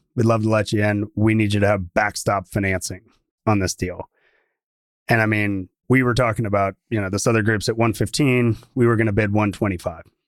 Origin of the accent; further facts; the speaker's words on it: Atlanta, Georgia, United States; now in Texas, United States; I grew up in Atlanta